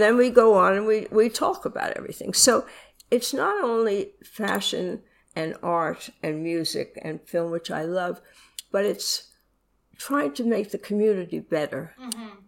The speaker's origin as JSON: {"language": "English", "region": "New York", "country": "United States", "tie": "born or raised there", "said": "I was born in New York"}